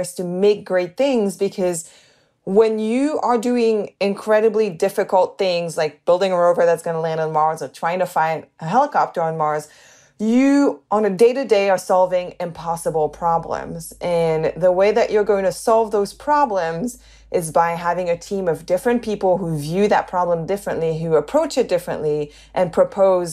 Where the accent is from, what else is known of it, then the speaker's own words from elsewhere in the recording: the north of England, United Kingdom; accent: northern; also born or lived in Canada; But I also grew up, you know, in the north of England.